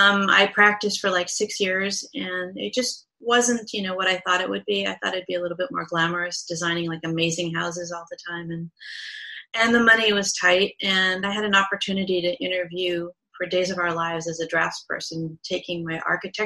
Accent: Southern California, United States; I grew up in Southern California

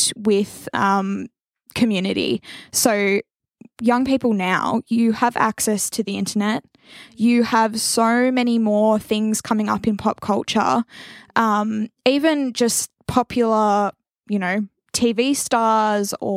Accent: Wagga Wagga, New South Wales, Australia; growing up in Wagga

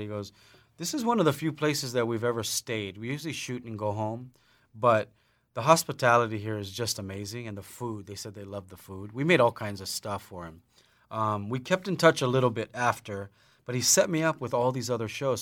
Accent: Lanai, Hawaii, United States; growing up on Lanai

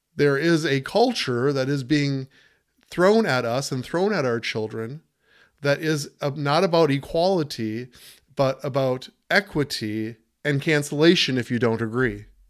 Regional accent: United States; we're all Americans. We are fellow American citizens here

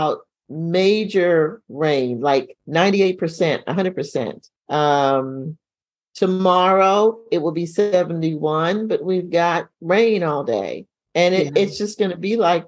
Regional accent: New York, United States; moved away; growing up in New York

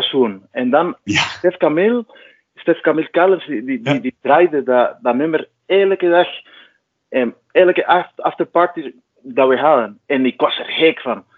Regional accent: Cuba; moved away as an adult; now in Belgium; ik kom uit Cuba en ik woon sinds 2002 in België

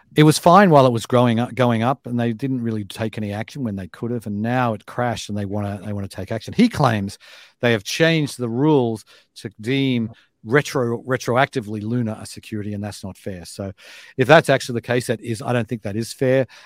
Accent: Australia; moved away as an adult; now in United States; if I was moving over here today as an Australian

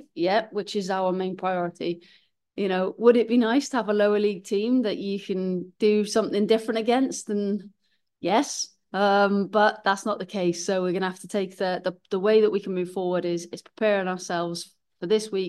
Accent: Wales, United Kingdom; But yeah, when you're Welsh and this job comes up, it's always going to be something

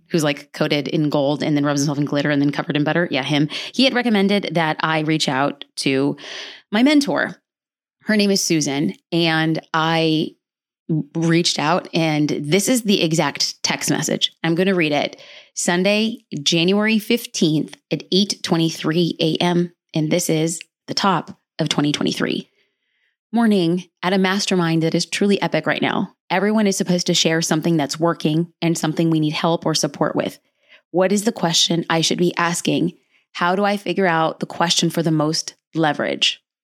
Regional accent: Los Angeles, California, United States; I was born and raised in Los Angeles

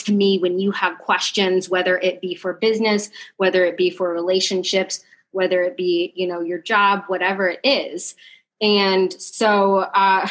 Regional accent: southern Illinois, United States; moved away; I grew up in a really small town in southern Illinois, closer to Kentucky, not anywhere near Chicago

